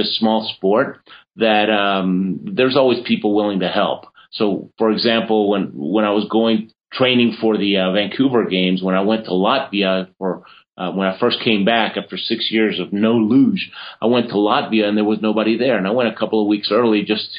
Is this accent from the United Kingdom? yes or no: no; Argentina; moved away; I was born in Argentina, and so I competed for Argentina